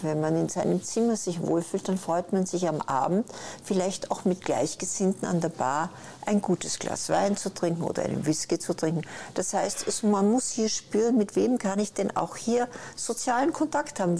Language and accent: German; Vienna, Austria; moved away; ich komme aus Wien.